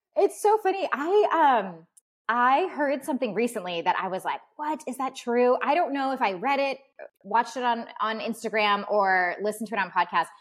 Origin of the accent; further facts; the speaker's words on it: California, United States; now in Washington, United States; growing up in California